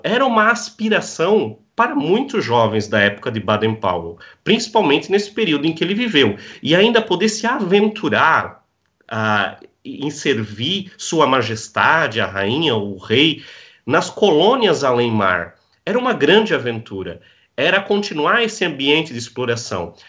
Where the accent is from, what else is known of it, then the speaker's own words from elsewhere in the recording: Blumenau, Santa Catarina, Brazil; now in Navegantes, Brazil; eu sou natural da cidade de Blumenau. Hoje eu resido